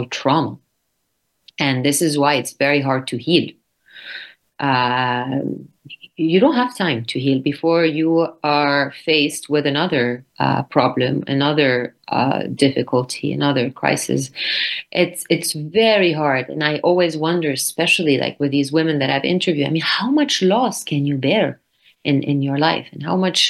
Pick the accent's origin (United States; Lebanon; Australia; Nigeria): Lebanon; North Lebanon; my hometown in the north of Lebanon